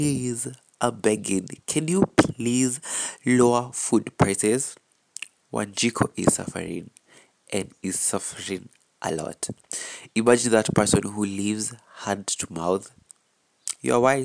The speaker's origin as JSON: {"language": "English", "region": "Kiambu County", "country": "Kenya", "said": "I am from Kiambu County."}